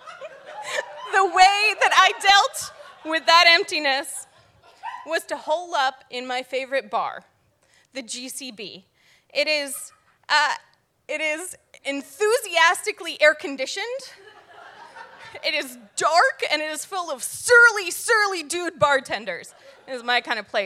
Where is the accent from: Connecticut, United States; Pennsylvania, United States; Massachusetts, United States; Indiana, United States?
Connecticut, United States; now in Providence, United States; I'm from Connecticut